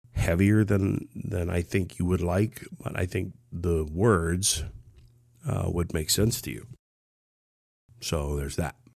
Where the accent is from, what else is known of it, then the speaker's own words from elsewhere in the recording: Ohio, United States; also born or lived in Kentucky; I was born in Ohio, small town.